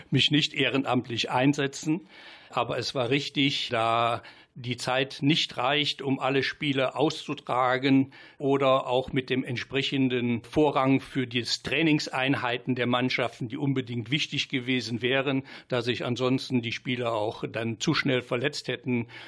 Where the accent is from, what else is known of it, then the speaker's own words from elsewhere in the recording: Greffenbruch, North Rhine-Westphalia, Germany; now in Mönchengladbach, Germany; Ich bin 67 Jahre jung. Ich bin verheiratet, habe zwei Kinder und ich komme aus Greffenbruch und wohne jetzt seit 39 Jahren in Mönchengladbach